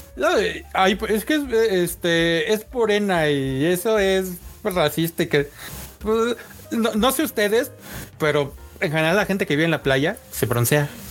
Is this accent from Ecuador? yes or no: no; Mexico